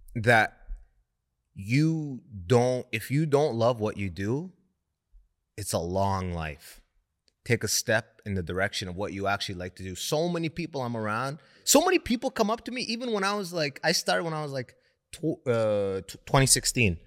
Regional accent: London, Ontario, Canada; also born or lived in Sudan; I grew up in London, Ontario, mostly white people.

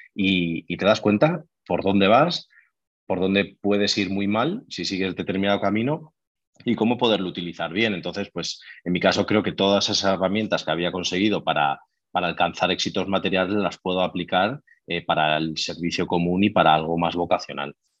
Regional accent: Madrid, Community of Madrid, Spain; soy de Madrid, tengo 34 años

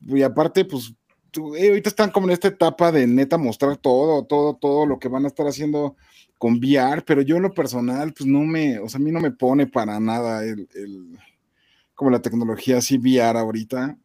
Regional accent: Mexico

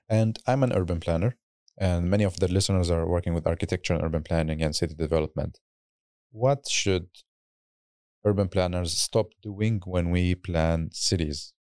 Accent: Baghdad, Baghdad Governorate, Iraq; moved away; in my home country, in hometown in Baghdad

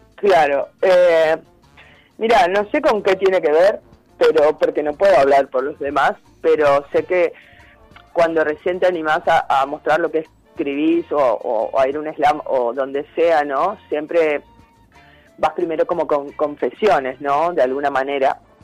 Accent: Chaco, Argentina; now in El Bolsón, Argentina; yo soy de Chaco

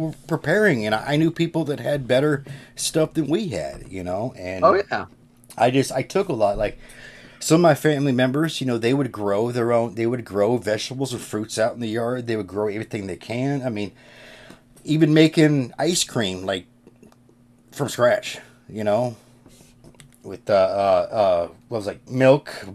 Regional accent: Kansas, United States; I grew up in Kansas and, you know, in the Midwest.

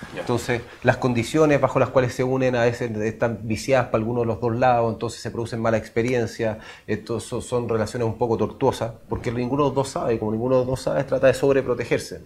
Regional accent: Chile; como chilenos

